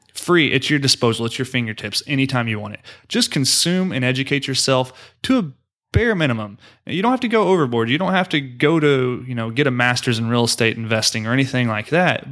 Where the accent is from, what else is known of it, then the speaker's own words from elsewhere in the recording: Oklahoma, United States; now in Houston, United States; I am from Oklahoma, like I mentioned earlier in the show, and that's where my family is